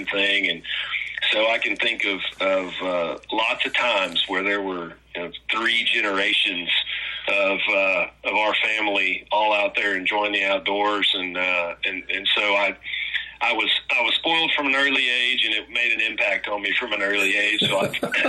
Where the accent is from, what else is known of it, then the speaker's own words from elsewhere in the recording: Conroe, Texas, United States; also born or lived in Rio Grande Valley; I grew up in Conroe, and my folks are the only ones that left the Rio Grande Valley